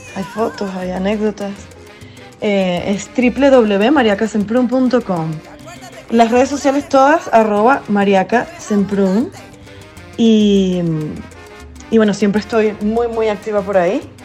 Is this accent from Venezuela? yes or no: yes; Venezuela; moved away; yo soy parte de este, este exilio forzoso